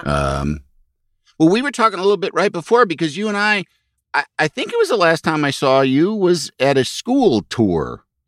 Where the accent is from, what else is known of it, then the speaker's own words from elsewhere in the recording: Yorkville, Illinois, United States; moved away; also born or lived in Los Angeles; I grew up in Yorkville, Illinois